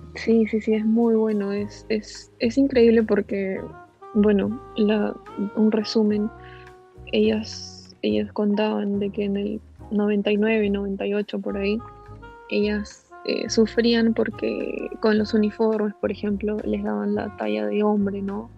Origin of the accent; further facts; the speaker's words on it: Cieneguilla, Lima, Peru; also born or lived in Callao; yo nací en el Callao, pero de ahí nos, nos mudamos a Cieneguilla